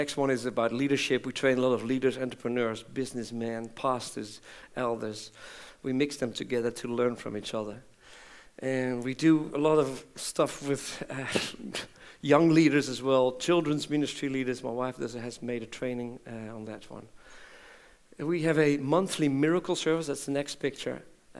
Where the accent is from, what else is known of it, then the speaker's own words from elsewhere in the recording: Belgium; born there; And I was born in Belgium as a mission kid.